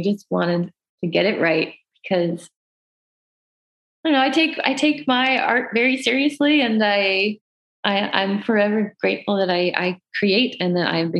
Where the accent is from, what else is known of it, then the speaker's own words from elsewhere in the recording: Canada; As Canadian artists